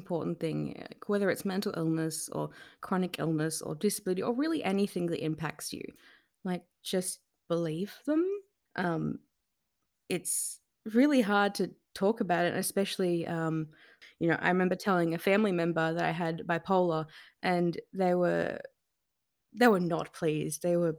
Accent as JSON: {"language": "English", "region": "New South Wales", "country": "Australia", "tie": "born or raised there", "also_born_or_lived": "Campbelltown / Wollongong", "moved": "as an adult", "lives_now": "Melbourne, Australia", "said": "Well, so I was born in Campbelltown, but when I was around 10 or so, we moved to the south coast of New South Wales. You know, I then moved for uni to Wollongong a bit later on. And, you know, I moved to Melbourne in 2018"}